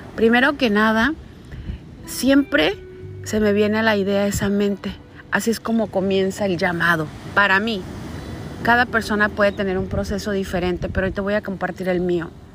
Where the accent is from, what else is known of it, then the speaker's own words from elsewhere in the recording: Caborca, Sonora, Mexico; moved away as an adult; also born or lived in Hermosillo, Sonora; mudarme de mi ciudad natal de nacimiento, que es Caborca, Sonora, a la capital del estado de Sonora, que es Hermosillo